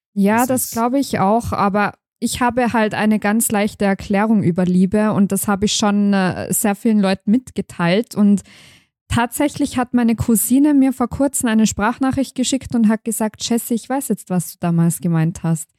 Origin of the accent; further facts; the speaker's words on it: Tyrol, Austria; bei uns in Tirol